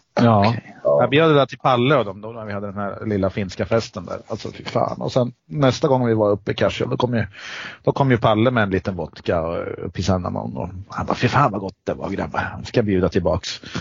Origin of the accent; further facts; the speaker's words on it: Eskilstuna, Södermanland, Sweden; vi är från Eskilstuna